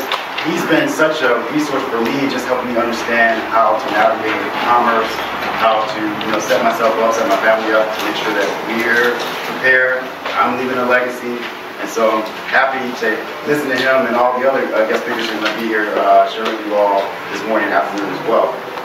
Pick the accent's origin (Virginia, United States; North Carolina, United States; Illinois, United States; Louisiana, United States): North Carolina, United States; born there; Coming from the Carolinas, my parents came from South Carolina, I was born in North Carolina.